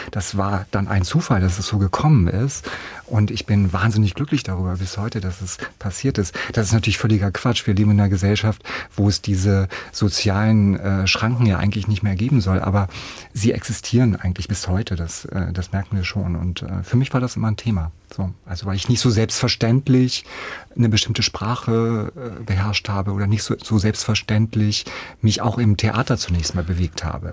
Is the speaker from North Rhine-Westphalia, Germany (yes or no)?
no; a village near Hanover, Lower Saxony, Germany; moved away as an adult; also born or lived in Nuremberg, Germany; now in Meiningen, Germany; ich bin ja auf dem Dorf aufgewachsen, auf dem Land aufgewachsen